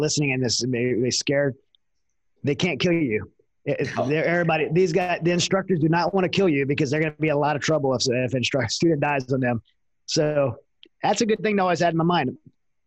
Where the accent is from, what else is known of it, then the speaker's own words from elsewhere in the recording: Southern Louisiana, United States; I grew up in Southern Louisiana